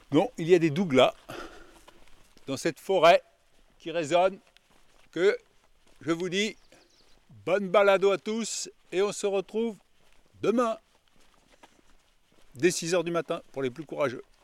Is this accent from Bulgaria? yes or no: no; Nouvelle-Aquitaine, France; Je suis originaire de Haute-Corrèze, entre Ussel et La Courtine